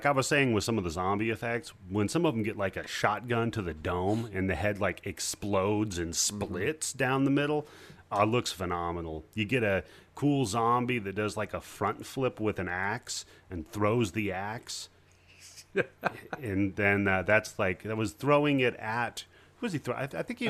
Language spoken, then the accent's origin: English; Stevenson, Washington, United States; I grew up in Stevenson. You ever hear of that place?